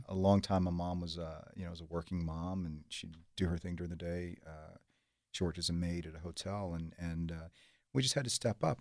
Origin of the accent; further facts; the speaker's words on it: Savannah, Georgia, United States; moved away; also born or lived in Los Angeles; I grew up outside of Savannah, a few miles outside of Savannah, uh, in a trailer park, dirt poor